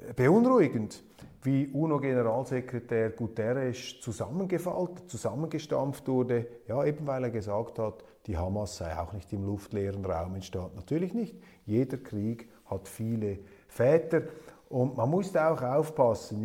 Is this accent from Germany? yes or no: no; Switzerland; als Schweizer